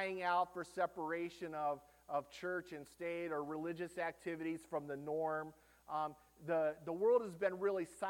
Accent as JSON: {"language": "English", "country": "United States", "said": "as an American"}